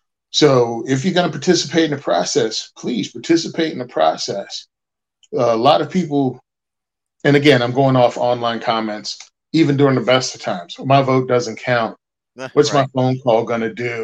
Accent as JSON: {"language": "English", "country": "United States", "said": "as an American"}